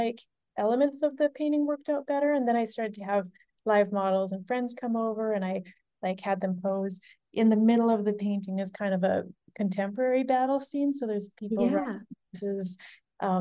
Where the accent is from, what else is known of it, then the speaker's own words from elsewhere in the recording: Nelson, British Columbia, Canada; now in New York City, United States; I was in Nelson some of the time that I was working on this painting, my hometown in Canada